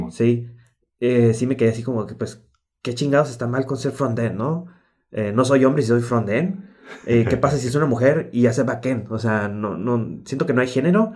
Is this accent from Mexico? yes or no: yes; Mexico; como típico mexicano